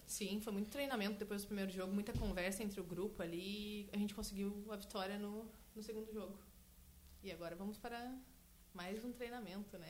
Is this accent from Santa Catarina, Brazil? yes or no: yes; Santa Catarina, Brazil; now in Canguçu, Brazil; Eu não sou de Canguçu, sou natural de Santa Catarina